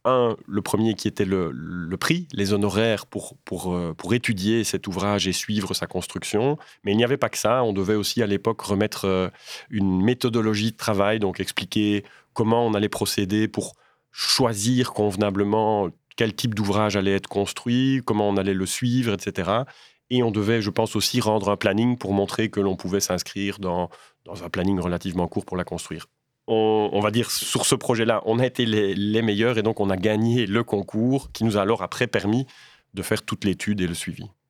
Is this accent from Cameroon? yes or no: no; Waremme, Wallonia, Belgium; je viens de Warem